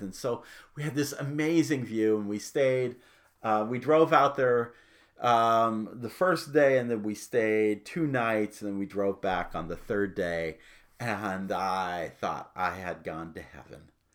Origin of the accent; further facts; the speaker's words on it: Phoenix, Arizona, United States; I grew up in Phoenix, Arizona.